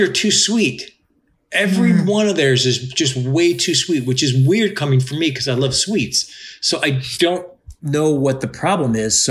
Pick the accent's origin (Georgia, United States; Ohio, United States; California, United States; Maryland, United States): Ohio, United States; Cleveland; moved away; also born or lived in Chicago / New England; when I was growing up in Cleveland and then when I lived in Chicago.